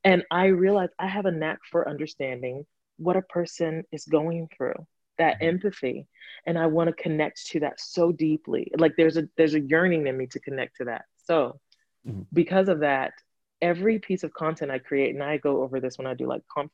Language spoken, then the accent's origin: English; Gambia; moved away; also born or lived in Atlanta, Georgia, United States; I grew up in Gambia and as well as Atlanta, Georgia.